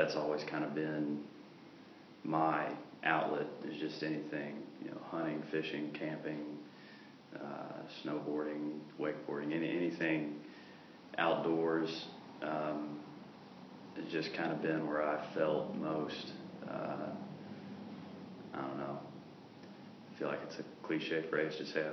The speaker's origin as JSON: {"language": "English", "town": "Rogers", "region": "Arkansas", "country": "United States", "tie": "born or raised there", "also_born_or_lived": "Little Rock, Arkansas / Athens, Greece", "moved": "as an adult", "lives_now": "Greece", "said": "I kind of claim Rogers as my hometown, because that's where I grew up, and I love it there."}